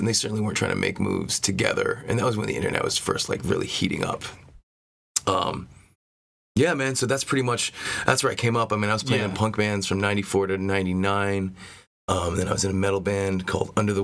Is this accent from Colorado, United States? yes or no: no; Providence, Rhode Island, United States; moved away as an adult; also born or lived in Maine; I grew up in and around Providence, Rhode Island